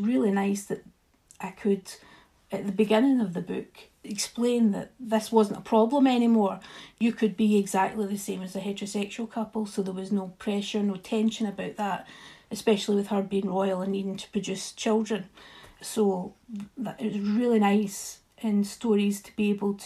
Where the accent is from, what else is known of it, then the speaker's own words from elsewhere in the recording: Scotland, United Kingdom; I love even being Scottish